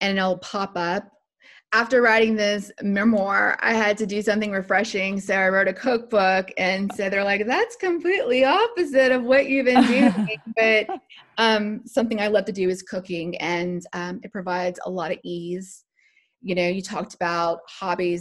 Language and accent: English; Lafayette, Louisiana, United States; I'm originally from Lafayette, Louisiana. And so that's Cajun country.